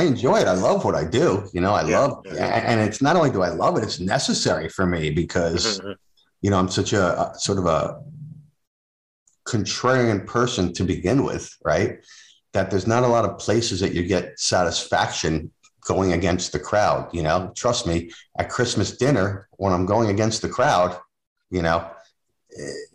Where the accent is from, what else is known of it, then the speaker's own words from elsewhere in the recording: New Jersey, United States; now in New England, United States; I'm from New Jersey originally